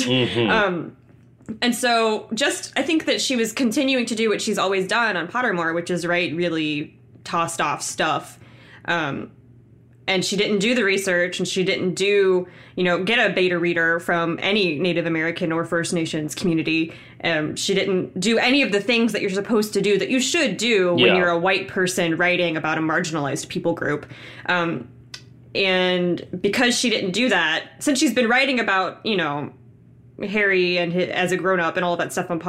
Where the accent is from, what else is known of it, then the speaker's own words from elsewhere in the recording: Philippines; I'm Filipino